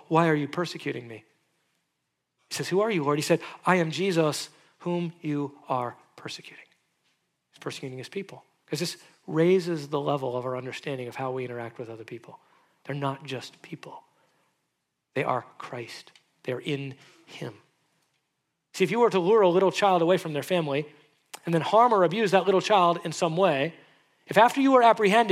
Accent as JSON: {"language": "English", "country": "United States"}